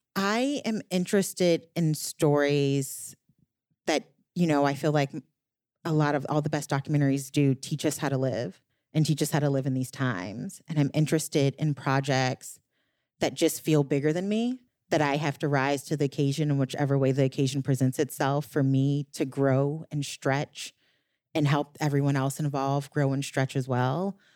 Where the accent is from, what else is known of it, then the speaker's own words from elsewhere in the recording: New Orleans, Louisiana, United States; moved away; I'm from New Orleans